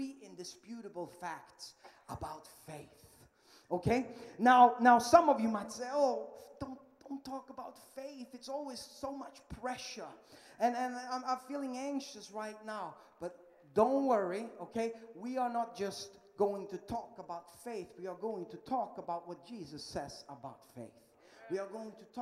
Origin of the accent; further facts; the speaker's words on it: Sweden; English is a second language; moved away as an adult; I am from Sweden, yeah, that little tiny, tiny country up in Northern Europe